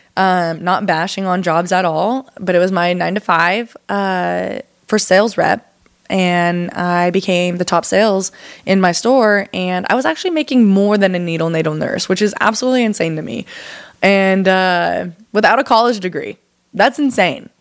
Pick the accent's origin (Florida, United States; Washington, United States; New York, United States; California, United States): Washington, United States; Arlington; moved away as an adult; also born or lived in Seattle, Washington; now in Texas, United States; So I'm from Seattle, Washington, and a little town called Arlington, about 45 minutes north of Seattle